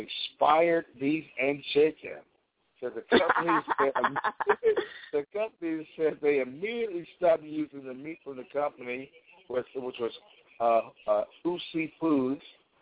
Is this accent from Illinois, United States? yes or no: yes; Chicago, Illinois, United States; my hometown, Chicago